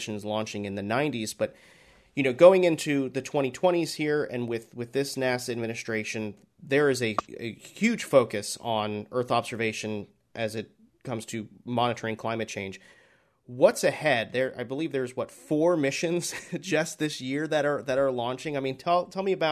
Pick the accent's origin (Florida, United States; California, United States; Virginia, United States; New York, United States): Florida, United States; I was born and raised in Florida. I'm based here in Florida